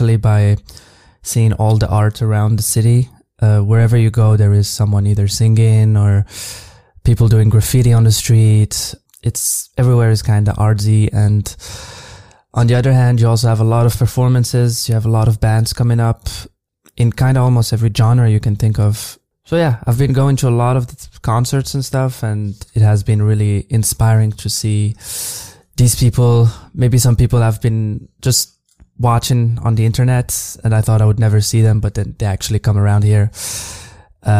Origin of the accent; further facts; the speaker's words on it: Casablanca, Casablanca-Settat, Morocco; moved away as an adult; now in Berlin, Germany; I grew up in Casablanca almost my whole life before moving abroad a few years ago